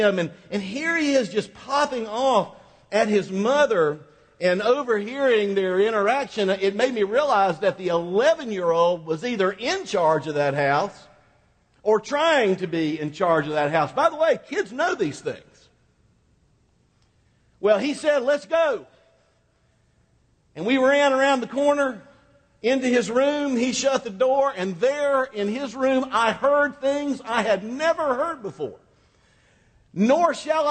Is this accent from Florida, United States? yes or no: yes; Quincy, Florida, United States; My hometown of Quincy, Florida is about as Mayberry-ish as any little town that you could find